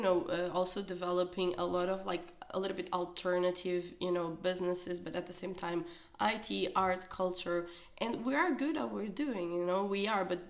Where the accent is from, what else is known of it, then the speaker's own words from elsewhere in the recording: South Korea; also born or lived in Spain / Mexico / Netherlands / China; So even that for me, from Korea, that it's my hometown, going to Madrid first, then Mexico, then Holland, and then China